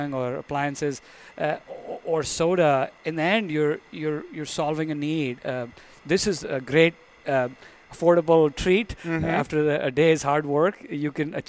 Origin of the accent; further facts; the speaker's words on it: India; moved away as an adult; I was born and raised in India. I came here for graduate school